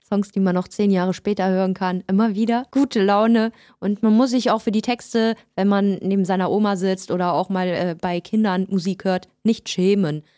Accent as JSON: {"language": "German", "town": "Düsseldorf", "region": "North Rhine-Westphalia", "country": "Germany", "tie": "born or raised there", "first_language": "German", "moved": "as an adult", "lives_now": "Berlin, Germany", "said": "Ja, also ich bin deutsch-persisch, deshalb Orient und äh, in Düsseldorf geboren. Bin vor fünf Jahren nach Berlin gezogen"}